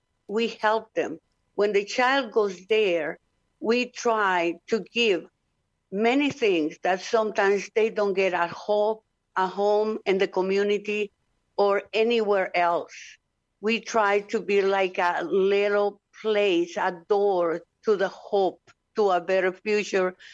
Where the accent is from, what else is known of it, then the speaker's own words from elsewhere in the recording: Honduras; I'm from Honduras.